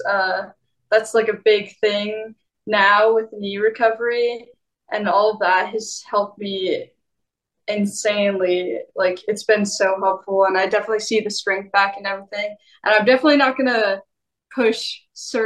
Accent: West Coast, United States; This is my hometown, my area

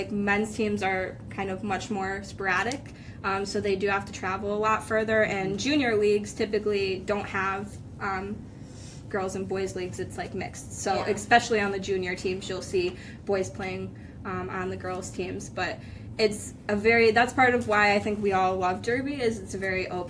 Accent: Jessup, Pennsylvania, United States; I'm from Jessup, so not actually too far from here

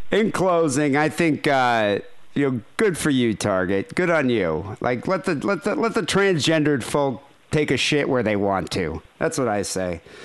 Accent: Michigan, United States; I'm from Michigan

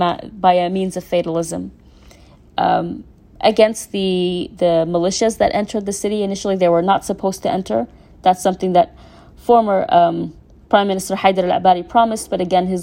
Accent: Mosul, Nineveh, Iraq; When I grew up in Mosul, there was no civil society.

